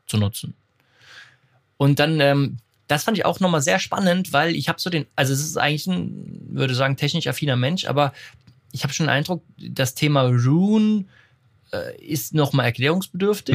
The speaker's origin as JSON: {"language": "German", "town": "Enkirch", "region": "Rhineland-Palatinate", "country": "Germany", "tie": "born or raised there", "said": "meinem Heimatort Enkirch"}